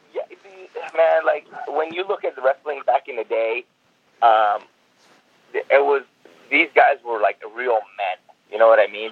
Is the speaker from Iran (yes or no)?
yes; Iran; now in Seattle, United States; I'm from Iran